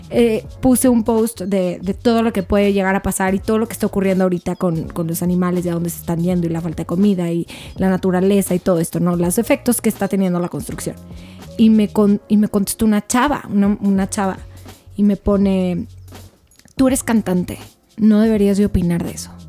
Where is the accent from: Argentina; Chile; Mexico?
Mexico; Soy mamá, soy hija, soy hermana, soy ciudadana, soy mexicana.